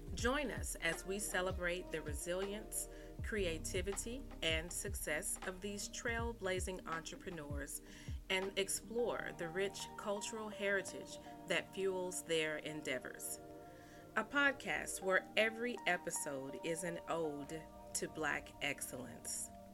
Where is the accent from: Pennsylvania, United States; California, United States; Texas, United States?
Texas, United States; Dallas; I myself I'm also from Dallas. I, I grew up in Oak Cliff and have been here